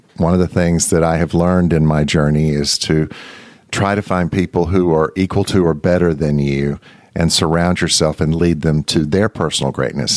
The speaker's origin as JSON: {"language": "English", "region": "Mississippi", "country": "United States", "tie": "born or raised there", "moved": "yes", "said": "When I was a little boy growing up in Mississippi"}